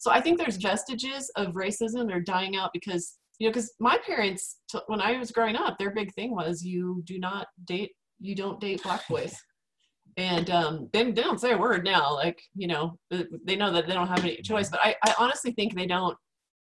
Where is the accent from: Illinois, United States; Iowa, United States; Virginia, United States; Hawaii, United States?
Virginia, United States; moved away; also born or lived in Utah Valley, Utah; I grew up in Virginia